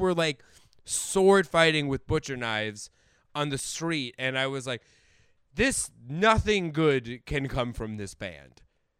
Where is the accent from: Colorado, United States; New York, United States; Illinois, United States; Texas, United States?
Colorado, United States; I grew up in, like, Colorado, so there were Juggalos in my high school.